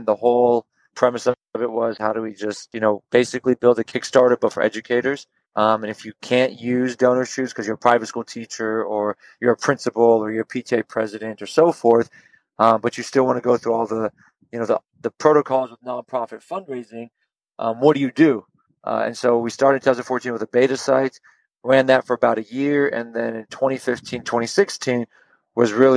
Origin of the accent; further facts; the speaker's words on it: Houston, Texas, United States; we're from Houston